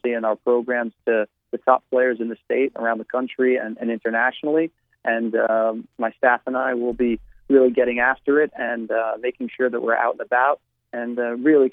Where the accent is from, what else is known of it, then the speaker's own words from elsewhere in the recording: New Jersey, United States; moved away as an adult; I still tell them I'm from New Jersey because I feel that that's, you know, where I spent my first 22, 23 years of my life